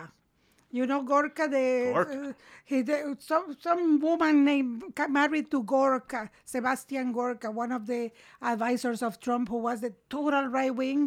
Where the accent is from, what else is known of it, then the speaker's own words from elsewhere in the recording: Managua, Nicaragua; English is a second language; also born or lived in Quebec, Canada; now in Canada; I grew up in Managua. Managua, Nicaragua.